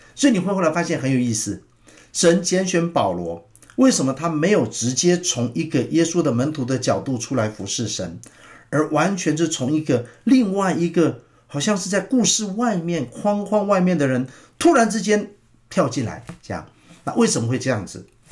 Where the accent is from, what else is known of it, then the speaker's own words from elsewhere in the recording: Taiwan; 所以像我们那种乡下地方的话，大概百分之一